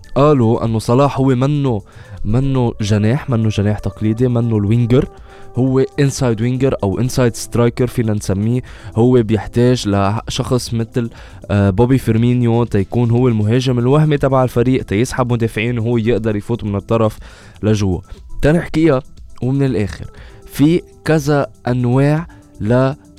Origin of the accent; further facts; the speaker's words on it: Lebanon; نحن كلبنانية